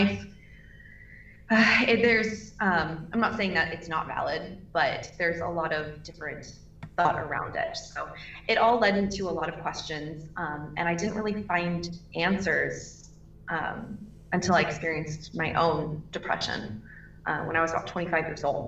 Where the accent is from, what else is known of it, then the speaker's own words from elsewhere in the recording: Troutdale, Oregon, United States; now in Orlando, United States; I come from Portland, Oregon, or just outside of Portland, Oregon, a town called Troutdale, very small